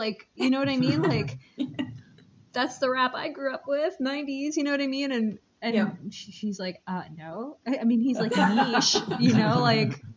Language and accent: English; New York City, New York, United States; moved away; I grew up in Queens, so I grew up around a lot of, like, Muslims